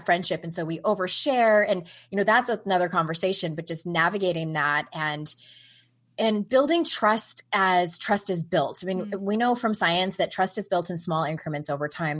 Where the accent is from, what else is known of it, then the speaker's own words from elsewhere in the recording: San Diego, California, United States; moved away as an adult; I was born and raised in San Diego